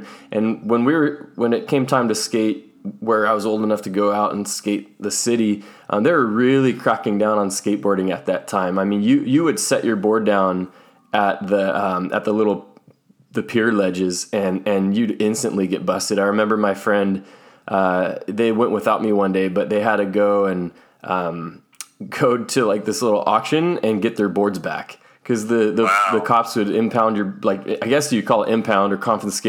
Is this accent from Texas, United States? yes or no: no; Tracy, California, United States; growing up in Tracy, California, I mean, we were very close to the Bay Area